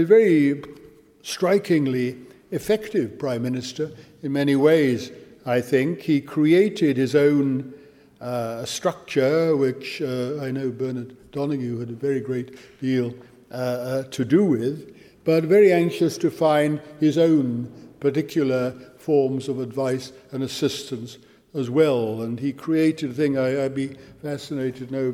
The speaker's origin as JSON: {"language": "English", "region": "Wales", "country": "United Kingdom", "said": "as a Welshman"}